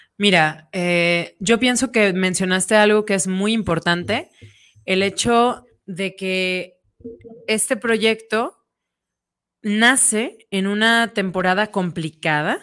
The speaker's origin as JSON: {"language": "Spanish", "town": "Guadalajara", "region": "Jalisco", "country": "Mexico", "said": "en nuestra ciudad"}